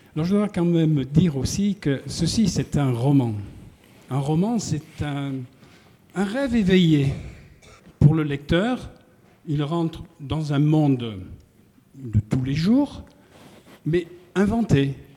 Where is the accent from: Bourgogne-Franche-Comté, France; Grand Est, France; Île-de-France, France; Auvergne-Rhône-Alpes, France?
Auvergne-Rhône-Alpes, France; Feurs; moved away; mon frère présent ici peut en témoigner, nous sommes des, forésiens, très très profonds